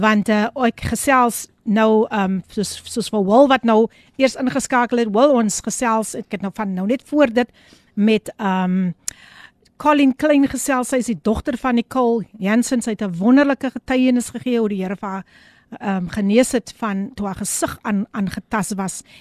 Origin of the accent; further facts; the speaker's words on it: Somerset West, Western Cape, South Africa; ek is gebore in Somerset West